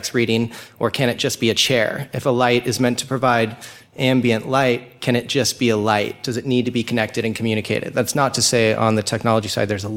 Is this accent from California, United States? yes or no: yes; Laguna Beach, California, United States; I'm from Laguna Beach, California